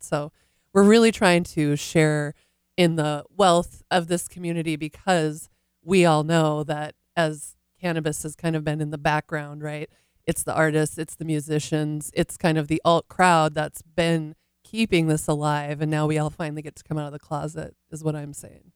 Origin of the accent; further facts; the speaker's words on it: North Dakota, United States; moved away; also born or lived in California; I grew up in North Dakota